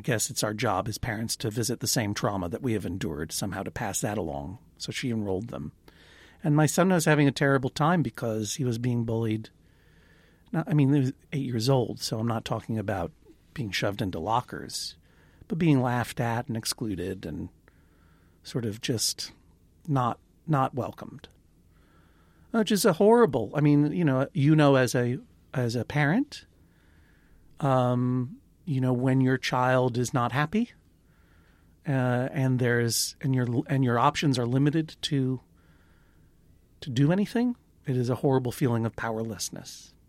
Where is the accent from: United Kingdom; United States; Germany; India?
United States; Brooklyn, New York; I'm from Brooklyn, New York.